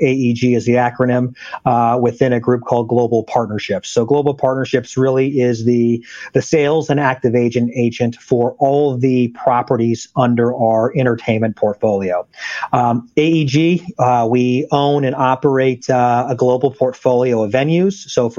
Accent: Solana Beach, California, United States; San Diego is my hometown. I grew up in a spot called Solana Beach, which is right around Del Mar, La Jolla

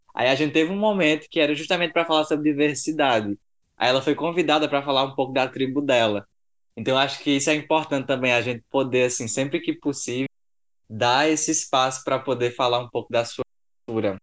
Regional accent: São João do Rio do Peixe, Paraíba, Brazil; minha cidade é no interior da Paraíba, São João do Rio do Peixe

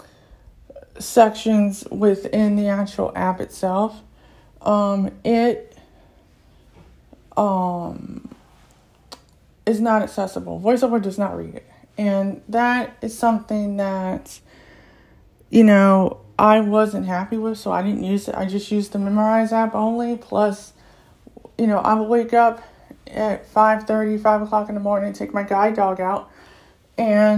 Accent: United States; I'm American, I'm from the U.S.

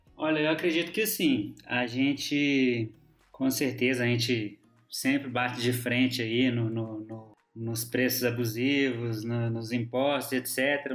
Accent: Minas Gerais, Brazil; moved away; como bom mineiro

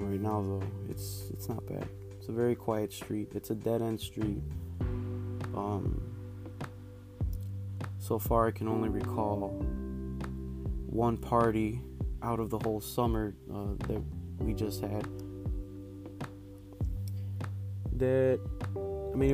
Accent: Chicago, Illinois, United States; I am from Chicago

